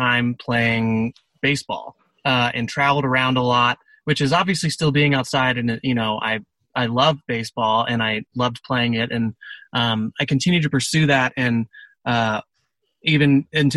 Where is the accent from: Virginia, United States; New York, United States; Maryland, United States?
Virginia, United States; I grew up in Virginia, which is a beautiful place